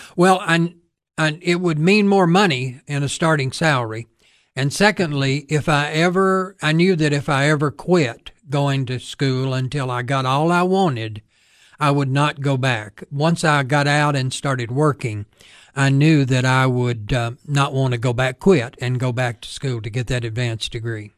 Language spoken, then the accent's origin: English; United States; I grew up north of town. We had a small farm near where the old airport used to be.